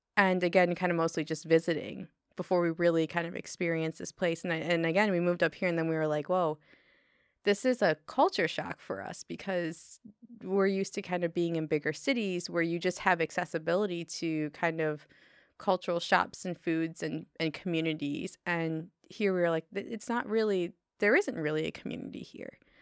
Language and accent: English; Detroit, Michigan, United States; moved away as an adult; also born or lived in Chicago / Bay Area; now in Humboldt County, United States; I grew up in Detroit